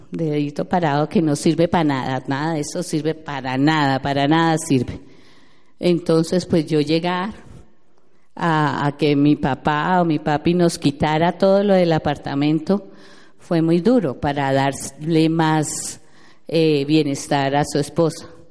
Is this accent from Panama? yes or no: no; Neiva, Huila, Colombia; moved away; also born or lived in Bogotá, Colombia / Orlando, United States; yo soy de Neiva